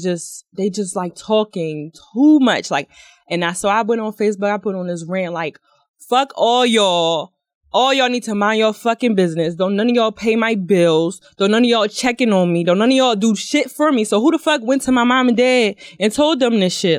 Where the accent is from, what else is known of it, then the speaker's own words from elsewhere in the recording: Philadelphia, Pennsylvania, United States; I'm from Philly